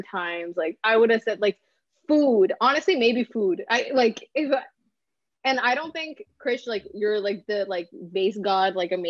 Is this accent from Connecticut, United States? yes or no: no; New York, United States; I'm from New York.